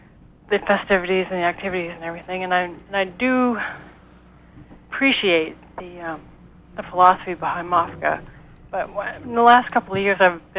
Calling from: Franklin, Maine, United States; I'm calling from Franklin.

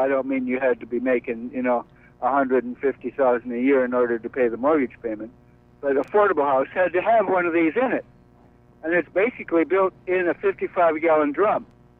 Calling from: Brooklyn, New York, United States; David, I'm calling from Brooklyn.

